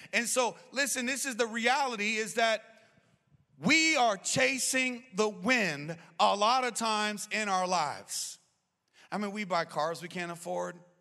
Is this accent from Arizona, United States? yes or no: yes; Arizona, United States; I'm born and raised in Arizona